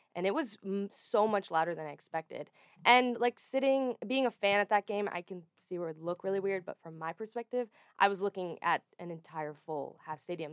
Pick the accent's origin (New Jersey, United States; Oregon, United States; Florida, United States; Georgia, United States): Oregon, United States; I grew up in Oregon